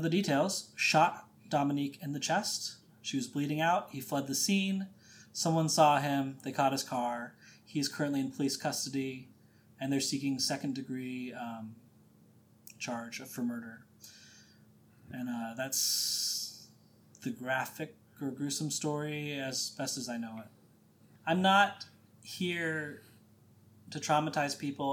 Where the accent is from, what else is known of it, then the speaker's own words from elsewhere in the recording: Midwest, United States; growing up in the Midwest, conservative Catholic